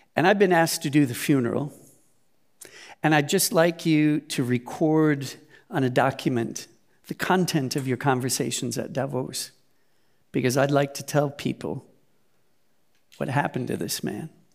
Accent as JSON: {"language": "English", "country": "United States", "moved": "yes", "lives_now": "Germany", "said": "United States"}